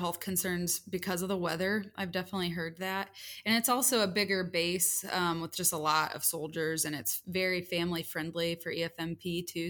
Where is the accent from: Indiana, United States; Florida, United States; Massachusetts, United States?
Indiana, United States; moved away as an adult; also born or lived in Chicago / Texas; I grew up mostly in Indiana.